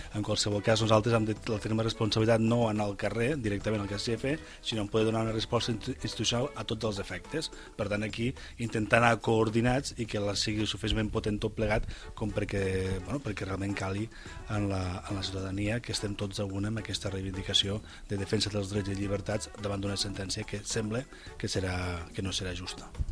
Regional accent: Catalonia, Spain

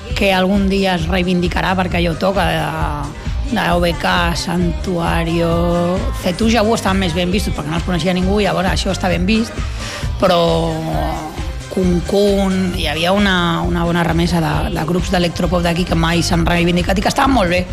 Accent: Barcelona, Catalonia, Spain; som de la Trinitat Vella, de la Trinidad Vieja, nosaltres, i molt orgullosos

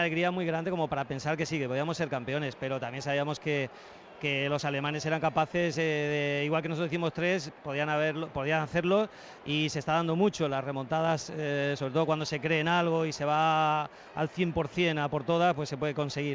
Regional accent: Puertollano, Castilla-La Mancha, Spain; moved away; mi pueblo, en el Puerto Llano

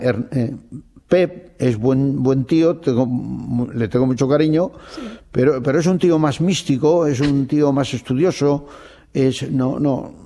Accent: Basque Country, Spain; soy de Euskadi

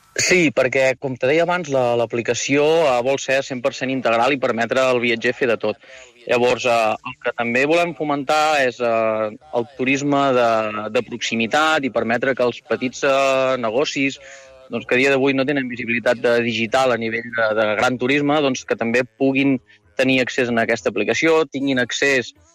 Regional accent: Girona, Catalonia, Spain; jo sóc de Girona

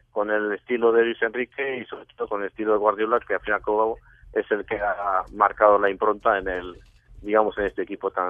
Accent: Morocco; born there; yo nací en Marruecos hace mucho tiempo

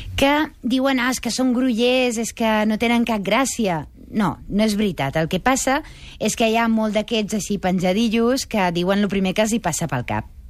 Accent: Majorca, Balearic Islands, Spain; com a mallorquina aquí

